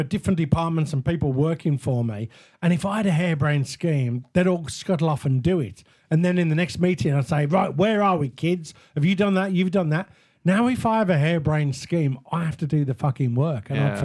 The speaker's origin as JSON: {"language": "English", "country": "United Kingdom", "said": "As most British guys"}